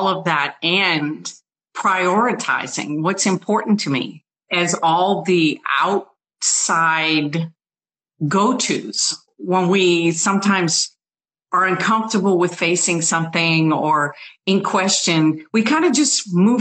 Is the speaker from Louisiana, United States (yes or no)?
yes; New Orleans, Louisiana, United States; I was born in New Orleans